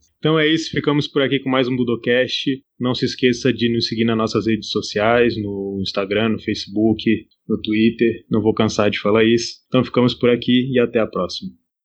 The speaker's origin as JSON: {"language": "Portuguese", "country": "Brazil", "said": "Lá de onde eu venho no Brasil"}